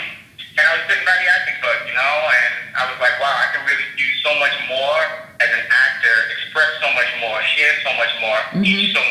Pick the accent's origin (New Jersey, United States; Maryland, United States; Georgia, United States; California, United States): Maryland, United States; Baltimore; also born or lived in New York City, United States / Los Angeles, United States; I was born in New York. I lived in New York until I was 7. Then I moved to Baltimore, and I lived in Baltimore until I was 17.